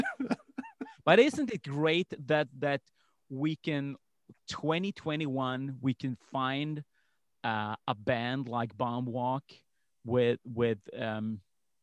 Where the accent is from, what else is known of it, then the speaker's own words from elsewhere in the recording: Malmö, Skåne, Sweden; I grew up in Malmo